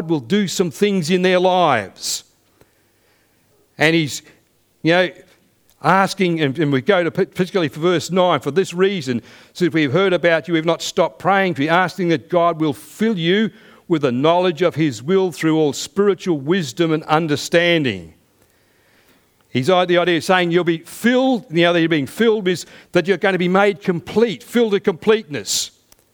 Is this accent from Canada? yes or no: no; United Kingdom; now in Australia; I still have citizenship back where I was born in the United Kingdom, but I'm also a citizen of this country